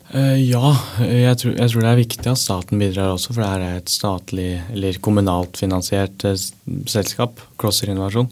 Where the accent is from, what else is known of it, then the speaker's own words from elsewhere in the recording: Norway; jeg er norsk